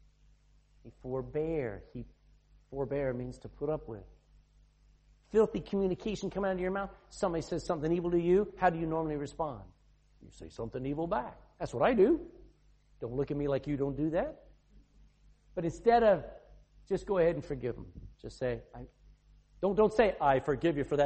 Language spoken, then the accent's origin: English; the South, United States; moved away as an adult; now in Ireland; I'm from the South